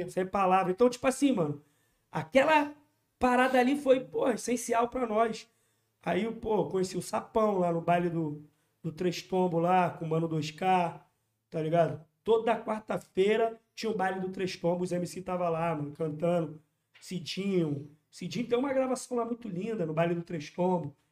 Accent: Rio de Janeiro, Brazil; localidade onde eu sou cria.

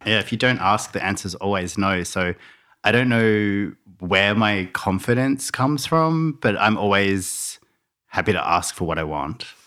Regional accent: Melbourne, Victoria, Australia; also born or lived in Launceston, Tasmania; now in Byron Bay, Australia; we moved to the mainland when I was around ten to Melbourne, and I grew up in Melbourne

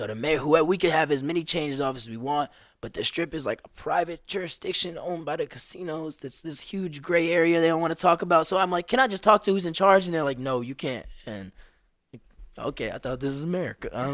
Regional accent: Las Vegas, Nevada, United States; also born or lived in New York; I moved here in Vegas when I was uh, first grade. So I was five years old

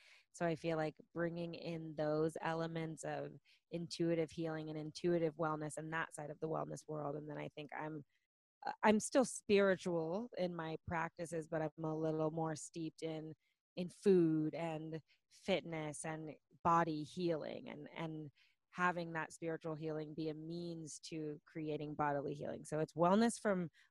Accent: Orange County, California, United States; I was born and raised in Orange County

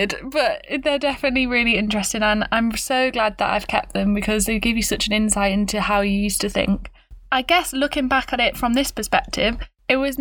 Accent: Stafford, West Midlands, United Kingdom; accent: British; I was born in a little place called Stafford, which is not the place of Shakespeare's birth

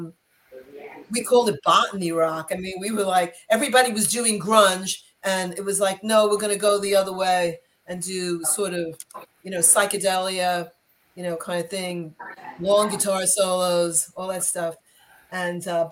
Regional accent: New York, United States; I'm from New York

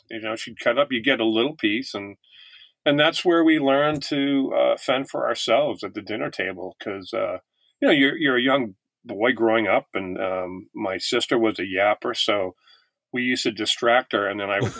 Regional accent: Massachusetts, United States; also born or lived in Italy / Germany; we grew up in Massachusetts um where uh I'm a, an army brat. My dad was in the military for 22 years and uh so we uh, lived near Fort Devens in Massachusetts for a while.

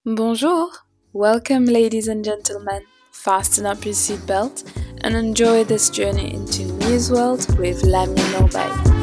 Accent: Mauritius; also born or lived in Madagascar; I was born in Madagascar and I moved to Mauritius around the age of three

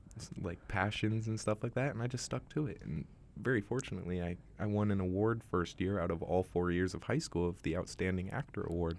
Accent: Bay Area, California, United States; moved away as an adult; now in Vancouver, Canada; I was born and raised in Bay Area, California

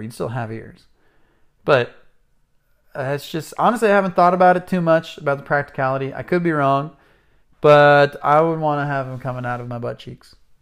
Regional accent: Atascadero, California, United States; my hometown of Atascadero, California

